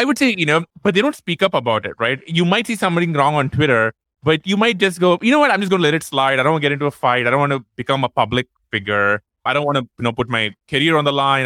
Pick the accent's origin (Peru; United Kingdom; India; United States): India; Chennai, Tamil Nadu; moved away; we are both from Chennai